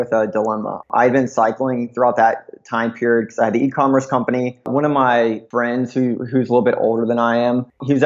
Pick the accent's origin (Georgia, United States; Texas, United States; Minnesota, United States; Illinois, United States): Georgia, United States; Atlanta; moved away as an adult; now in Santa Monica, United States; I'm actually originally from Atlanta, Georgia, or right north of it. I spent most of my childhood, kind of teenager years there